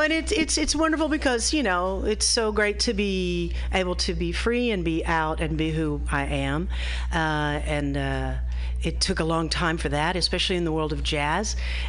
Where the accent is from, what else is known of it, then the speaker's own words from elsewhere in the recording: Austin, Texas, United States; moved away as an adult; also born or lived in Dallas; now in San Francisco, United States; I grew up in Austin, and I moved out here. This is my second time to live in San Francisco in my career. Since, being the 35-year-old that I am